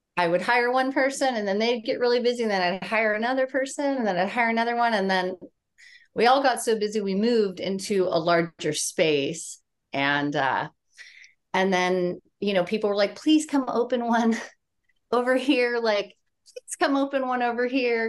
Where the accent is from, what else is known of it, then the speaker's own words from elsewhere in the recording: San Diego, California, United States; also born or lived in Charleston, South Carolina; I am from San Diego, California